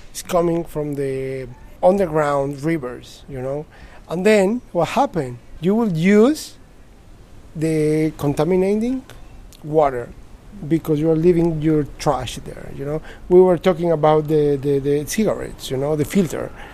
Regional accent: Mexico City, Mexico; moved away; I'm from Mexico City, the one of the biggest

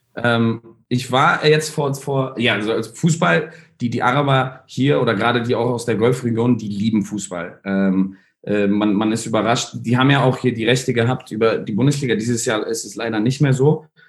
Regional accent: Berlin, Germany; moved away as an adult; also born or lived in Netherlands / Hong Kong; now in Dubai, United Arab Emirates; ich bin Berliner, bin in Prenzlauer Berg aufgewachsen

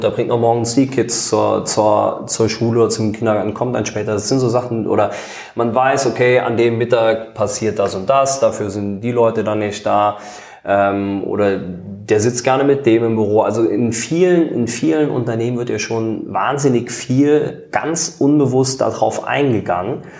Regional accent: Eisenschmitt, Rhineland-Palatinate, Germany; ich komme aus einem Ort aus der Eifel, Eisenschmidt, 250 Einwohner.

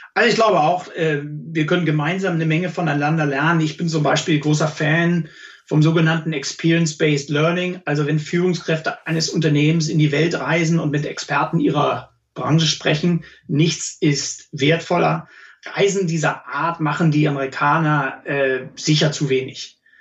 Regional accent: Germany; moved away as an adult; now in New York, United States; bei uns in Deutschland

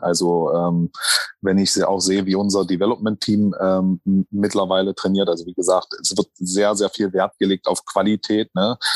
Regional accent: Magdeburg, Saxony-Anhalt, Germany; moved away; also born or lived in Thuringia; meine Heimat ist übrigens nicht Thüringen, ich bin Magdeburger, ich bin, äh, Sachsen-Anhaltiner

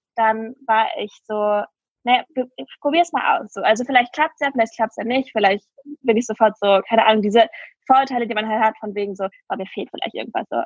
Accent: Mönchengladbach, North Rhine-Westphalia, Germany; ich nenne ja meine, Huch, meine Heimat ähm, sehr gerne Klein Istanbul

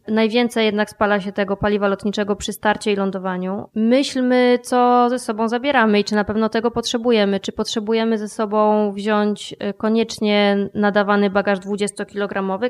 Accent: Podkarpacie, Subcarpathian Voivodeship, Poland; ja się urodziłam i wychowałam na Podkarpaciu

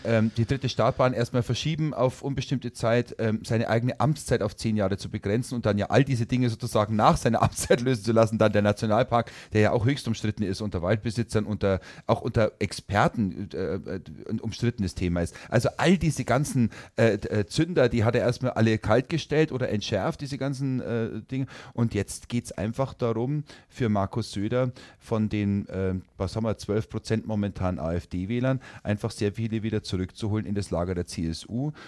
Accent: Herrsching am Ammersee, Bavaria, Germany; moved away; ich bin zwar gebürtiger Oberbayer, ich bin in Herrsching am Ammersee oder in der Nähe von Herrsching am Ammersee geboren, aber mein Vater ist Oberfranke

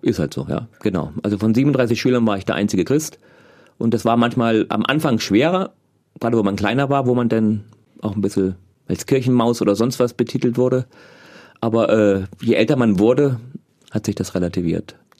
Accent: East Germany, Germany

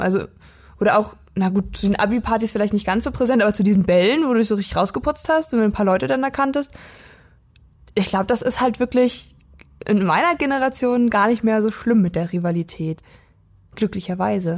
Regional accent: Weisen, Brandenburg, Germany; ich komme ja aus der Prignitz, das liegt im Nordwesten Brandenburgs, da gibt es zwei Kleinstädte, Wittenberge, was halt, ja, so, also eigentlich sind es beides Nachbarstädte von meinem Heimatdorf, Wittenberge und Perleberg und das, genau dazwischen liegt Weisen, mein Heimatdorf.

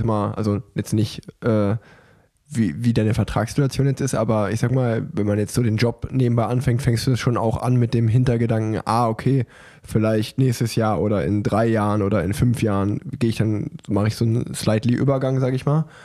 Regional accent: Hanover, Lower Saxony, Germany; Ich komme aus Hannover.

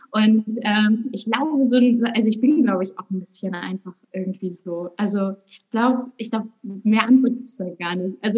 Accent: Rügen, Mecklenburg-Vorpommern, Germany; now in Hamburg, Germany; Äh, ich bin auf Rügen aufgewachsen und lebe jetzt irgendwie schon seit, oh, ich glaube, bummelig 12, 13 Jahre in Hamburg

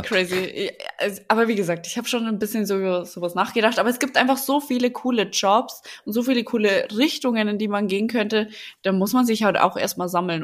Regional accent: Lower Bavaria, Germany; accent: Bavarian dialect; now in Berlin, Germany

